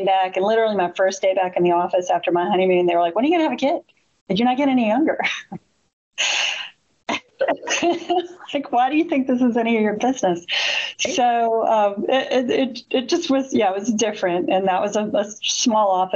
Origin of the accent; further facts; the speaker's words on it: Richmond, Virginia, United States; I'm from Richmond